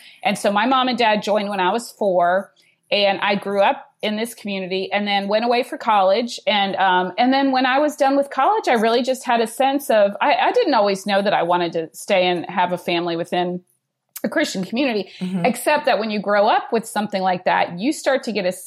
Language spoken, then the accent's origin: English; Georgia, United States; I'm from Georgia